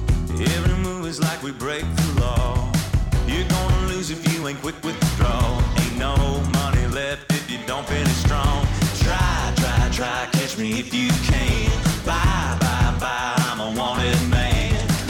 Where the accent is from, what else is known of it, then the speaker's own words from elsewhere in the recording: Bedford, Indiana, United States; I'm from Bedford, Indiana.